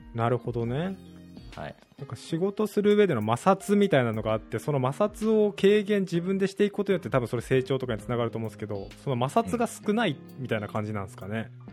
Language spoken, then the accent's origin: Japanese; southern Japan, Japan; moved away as an adult; also born or lived in Australia; now in Tokyo, Japan; 僕出身が南の方